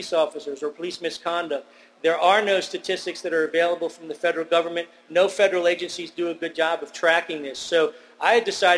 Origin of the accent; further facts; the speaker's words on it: Northern Virginia, United States; I grew up in Northern Virginia, outside Washington, D.C.